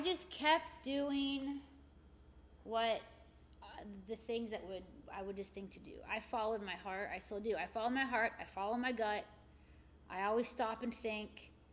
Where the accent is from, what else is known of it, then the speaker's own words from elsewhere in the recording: Morgantown, West Virginia, United States; my hometown. You know, mm-hmm. Morgantown's not that big